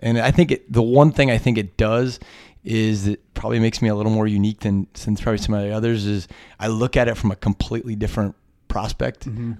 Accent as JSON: {"language": "English", "town": "Johnstown", "region": "Pennsylvania", "country": "United States", "tie": "born or raised there", "said": "And I know I grew up in Johnstown, Pennsylvania, which is small steel coal town."}